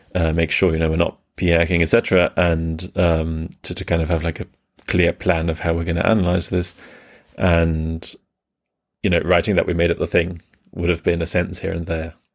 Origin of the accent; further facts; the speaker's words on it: Germany; also born or lived in England; I was born in England and grew up mainly in Germany